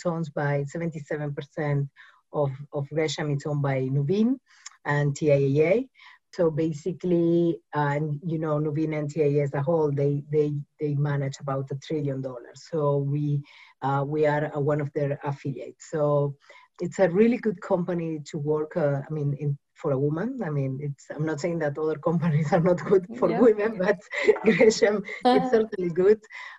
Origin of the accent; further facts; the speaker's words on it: Uruguay; English is a second language; also born or lived in Mumbai, India; I'm originally from South America, Uruguay.